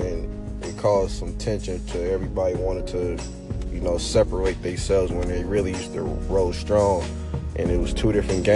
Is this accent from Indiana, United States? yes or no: yes; Indianapolis, Indiana, United States; also born or lived in Champaign, Illinois; I'm from Naptown, Indiana, raised. I was born in Champaign, Illinois